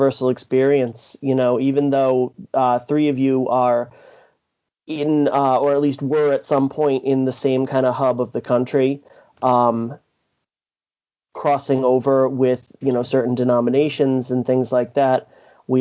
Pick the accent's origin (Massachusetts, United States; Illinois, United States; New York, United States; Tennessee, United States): Massachusetts, United States; I grew up in Massachusetts